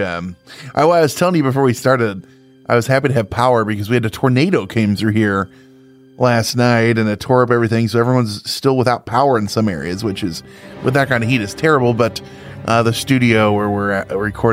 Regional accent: Central Illinois, United States; moved away as an adult; now in Northern Illinois, United States; I'm from Central Illinois. I live now in Northern Illinois.

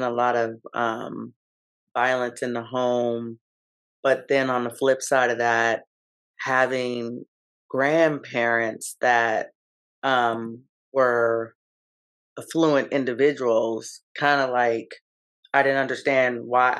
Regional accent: Seattle, Washington, United States; I am born and raised in the 206 in Seattle, born in the Central District, raised in the South End.

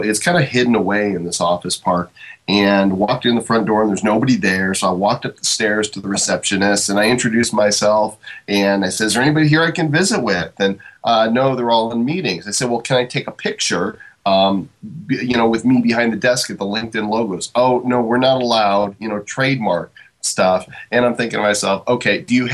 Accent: Chicago suburbs, Illinois, United States; moved away; I'm initially from the Chicago suburbs

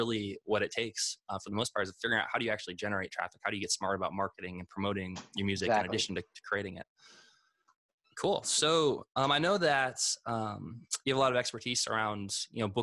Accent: Vermillion, South Dakota, United States; We grew up in Vermilion, South Dakota, like a very small town

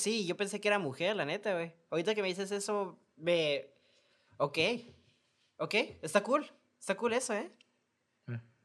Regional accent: Mexico; somos mexicanos

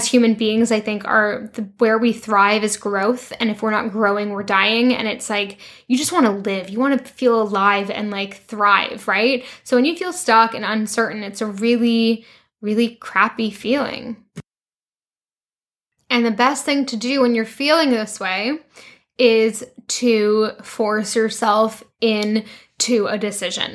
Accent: Canada; moved away as an adult; also born or lived in London, United Kingdom / France; now in Vancouver, Canada; go back to Canada

